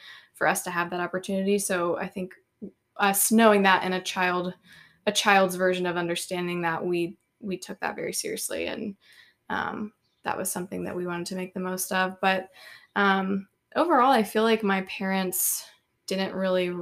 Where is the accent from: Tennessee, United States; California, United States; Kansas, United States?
Tennessee, United States; Franklin; I am from Franklin, Tennessee, born and raised, grew up kind of in the same house from the time I was born to the time